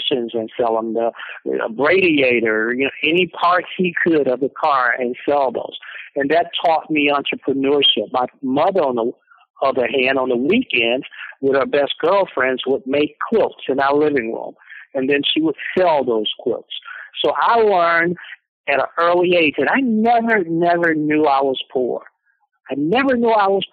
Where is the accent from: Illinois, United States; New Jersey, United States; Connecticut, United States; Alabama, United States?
Alabama, United States; Gaston; I was born in 1952 in Gaston, Alabama